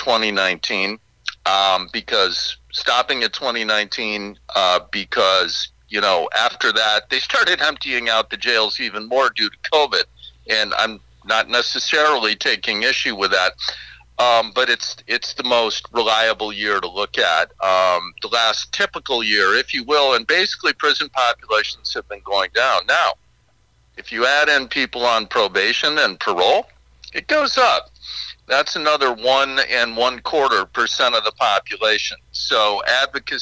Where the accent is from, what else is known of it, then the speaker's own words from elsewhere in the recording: Chicago, Illinois, United States; moved away as an adult; also born or lived in Seattle; I grew up on the south side of Chicago, South Shore neighborhood